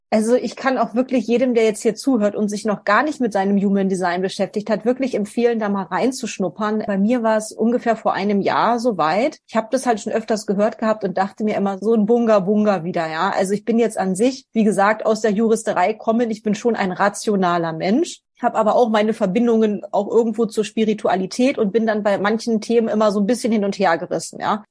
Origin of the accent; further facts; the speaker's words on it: Northern Germany, Germany; now in Vienna, Austria; ursprünglich komme ich aus Norddeutschland. Ich wohne jetzt in Wien